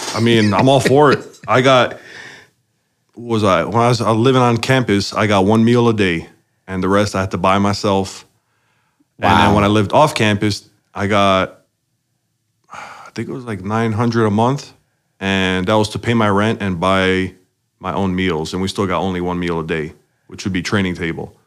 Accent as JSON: {"language": "English", "town": "Chicago", "region": "Illinois", "country": "United States", "tie": "born or raised there", "said": "I was born in Chicago, uh, and man, I, I grew up uh, the youngest out of uh, five total"}